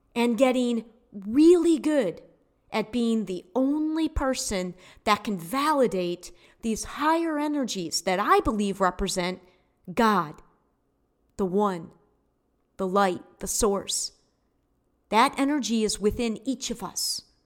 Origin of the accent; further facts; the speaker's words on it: United States; as American citizens